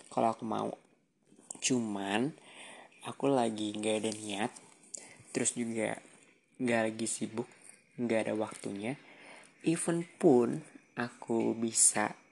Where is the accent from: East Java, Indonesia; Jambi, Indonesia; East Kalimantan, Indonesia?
East Kalimantan, Indonesia; Samarinda; also born or lived in Jember; waktu itu di Jember dan sekarang aku lagi di Samarinda alias udah balik lagi ke kampung halamanku.